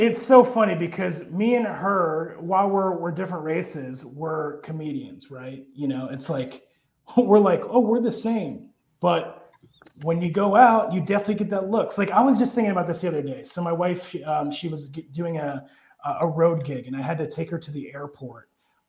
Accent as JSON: {"language": "English", "town": "Marshalltown", "region": "Iowa", "country": "United States", "tie": "born or raised there", "also_born_or_lived": "Erie, United States", "said": "And I grew up in Marshalltown, Iowa, in Erie, Pennsylvania. I was the only Asian kid in all my classes."}